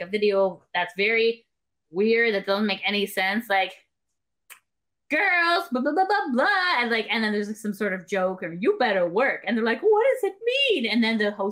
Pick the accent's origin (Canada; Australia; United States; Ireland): Canada; as a Canadian